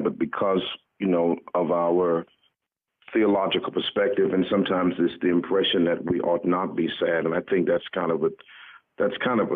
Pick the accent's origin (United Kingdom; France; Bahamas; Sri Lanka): Bahamas; also born or lived in Louisville, Kentucky / Nashville, Tennessee; now in South Florida, United States; I'm originally from the Bahamas